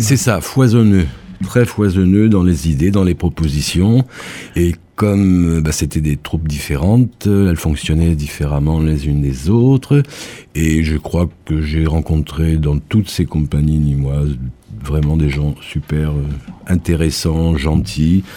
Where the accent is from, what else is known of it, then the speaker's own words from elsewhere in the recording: Évreux, Normandy, France; now in Nîmes, France; je suis, je suis né en Normandie